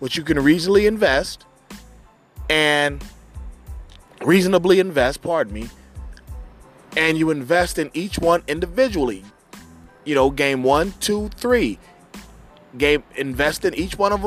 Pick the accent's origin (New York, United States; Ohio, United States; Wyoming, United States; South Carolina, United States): Ohio, United States; Cincinnati; my hometown Cincinnati